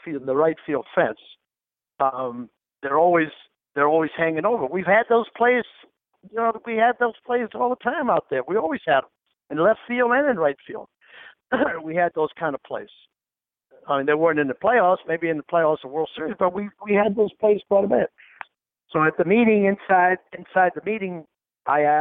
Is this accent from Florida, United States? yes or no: yes; Key West, Florida, United States; I'm from Key West.